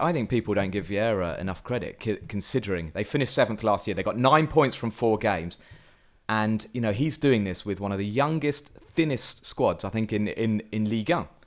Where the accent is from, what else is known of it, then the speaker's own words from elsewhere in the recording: England, United Kingdom; as an Englishman